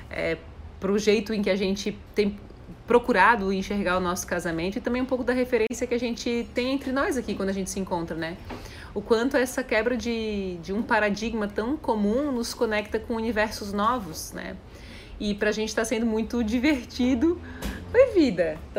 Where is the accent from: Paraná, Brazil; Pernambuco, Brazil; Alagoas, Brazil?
Paraná, Brazil; Foz do Iguaçu; Sou de Foz é Geis, então, o pessoal da, da Conscienciologia é daí, né?